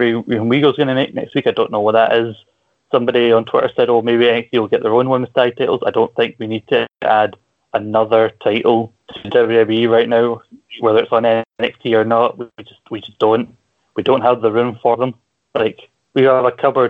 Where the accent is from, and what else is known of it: Scotland, United Kingdom; accent: Scottish